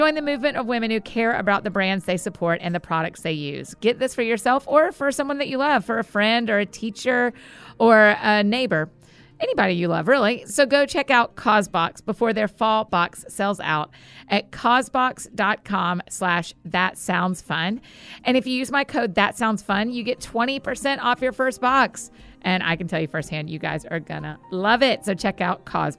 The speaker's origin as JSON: {"language": "English", "town": "Marietta", "region": "Georgia", "country": "United States", "tie": "born or raised there", "said": "I grew up in Marietta, Georgia. And lived in Georgia most of my life, went to the University of Georgia"}